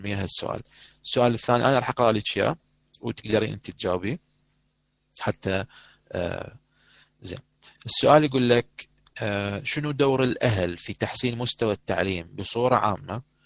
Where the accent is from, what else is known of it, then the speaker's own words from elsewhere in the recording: Iraq; accent: Iraqi dialect; احنا بدنا نحكي هسه لغه عربيه تحديدا لكنه او اللهجه العراقيه